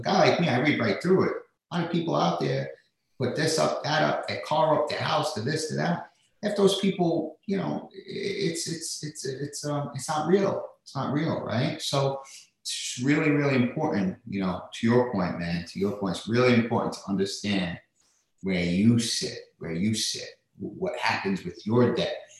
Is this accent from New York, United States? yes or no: yes; New York City, New York, United States; I grew up in uh, in Staten Island, New York